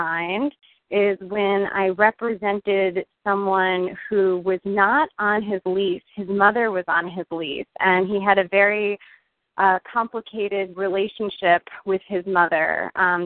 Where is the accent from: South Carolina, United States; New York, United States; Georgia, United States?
New York, United States; Westchester County; moved away as an adult; now in Washington, D.C., United States; I was born and raised in Westchester County, 45 minutes northwest of New York City